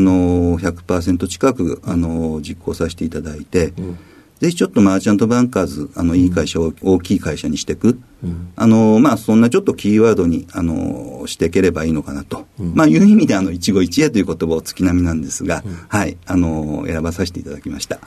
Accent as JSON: {"language": "Japanese", "town": "Funabashi", "region": "Chiba", "country": "Japan", "tie": "born or raised there", "also_born_or_lived": "Fukuyama, Hiroshima", "said": "生まれは、えっ、と、広島県の福山市で生まれました。で、あの、育ったのは、あの、えっ、ー、と、主に千葉県の船橋市の方で、幼少期過ごさせていただきました"}